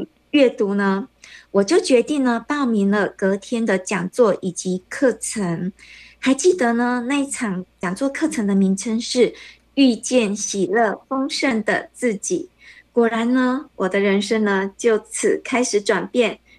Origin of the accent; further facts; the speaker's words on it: Taiwan; moved away as an adult; now in Kuala Lumpur, Malaysia; 那我是来自台湾，因为嫁到马来西亚，所以呢现在住在吉隆坡。